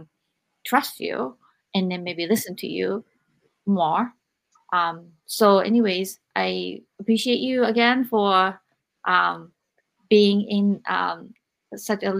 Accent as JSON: {"language": "English", "country": "Japan", "tie": "born or raised there", "said": "I grew up in Japan"}